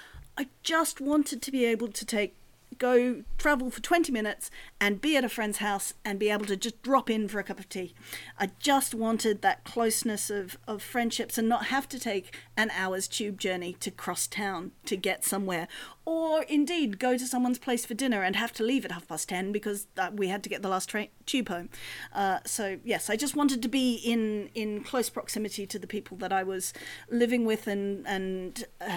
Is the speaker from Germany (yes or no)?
no; Australia; moved away as an adult; also born or lived in London; now in Brighton, United Kingdom; Guy, I'm not from Brighton, and probably the accent gives that away. Although not everyone can hear it. I'm originally from Australia. I arrived in the UK in 1998.